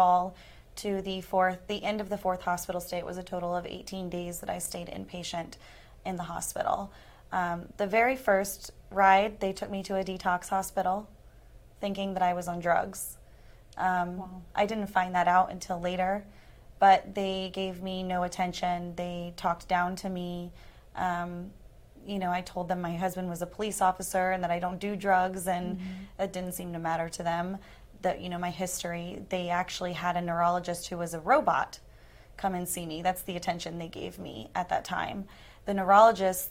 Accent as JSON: {"language": "English", "town": "Tampa", "region": "Florida", "country": "United States", "tie": "born or raised there", "said": "I'm from Tampa, Florida. And born and raised"}